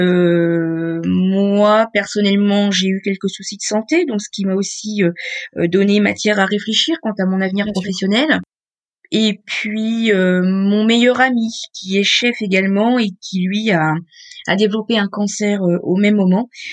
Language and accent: French; Beauvais, Hauts-de-France, France; j'ai grandi dans la pâtisserie familiale, en fait. Moi, je suis originaire de Beauvais dans l'Oise